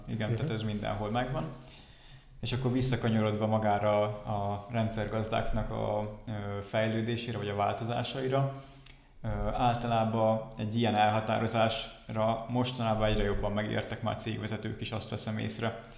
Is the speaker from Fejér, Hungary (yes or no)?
no; Balatonfüred, Veszprém County, Hungary; moved away as an adult; now in Dunajská Streda, Slovakia; Igazából én Balatonfüredről származom.